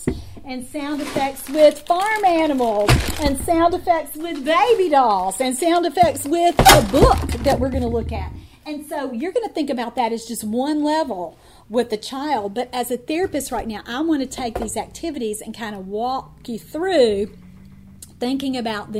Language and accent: English; Kentucky, United States; I moved to a different, very underserved, very rural part of my home state of Kentucky